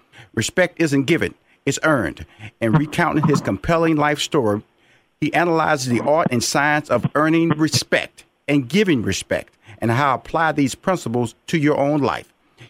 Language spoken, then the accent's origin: English; Houston, Texas, United States; I'm from Fifth Ward. 3815 Bain Street, right there on the corner of Russell and Bain Street. That's where I grew up.